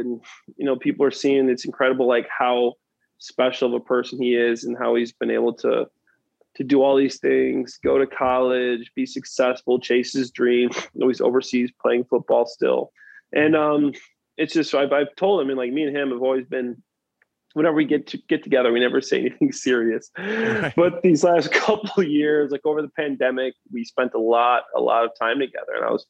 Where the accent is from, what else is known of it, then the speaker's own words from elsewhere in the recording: East of England, United Kingdom; Man, I'm from Essex, and that's how we talk to each other. So it's kind of weird, but that's how we do things back.